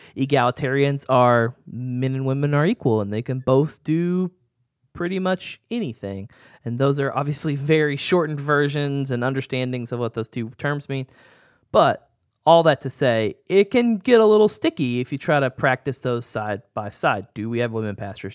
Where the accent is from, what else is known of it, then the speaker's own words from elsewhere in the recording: the South, United States; growing up in the South